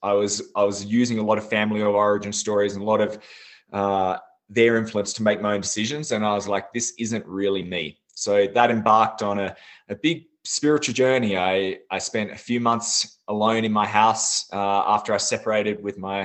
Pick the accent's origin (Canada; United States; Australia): Australia; Tasmania; also born or lived in Sydney; I actually grew up in Tasmania, Australia. I was born in Sydney, but then soon moved to Tasmania. I was brought up on a farm